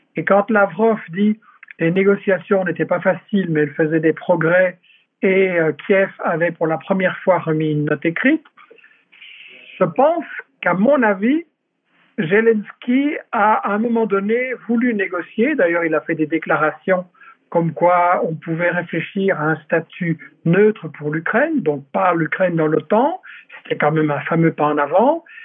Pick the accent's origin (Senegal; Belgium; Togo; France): Belgium; en tant que Belge, en tant qu'Européen